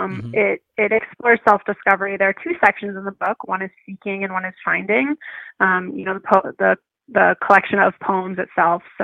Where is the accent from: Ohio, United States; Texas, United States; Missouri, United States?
Ohio, United States; Cleveland; moved away as an adult; now in Denver, United States; I grew up in Cleveland, Ohio, but I'm currently living in Denver, Colorado